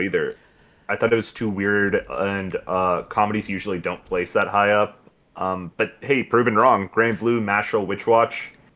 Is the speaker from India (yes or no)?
yes; India; As an Indian